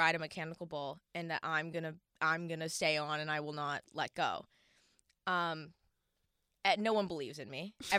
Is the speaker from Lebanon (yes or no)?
no; Ottawa, Ontario, Canada; Listen, I grew up in Ottawa.